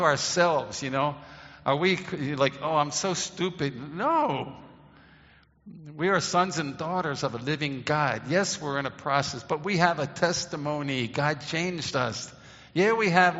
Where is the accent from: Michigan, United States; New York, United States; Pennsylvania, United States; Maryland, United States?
Maryland, United States; Baltimore; When I grew up in Baltimore, Maryland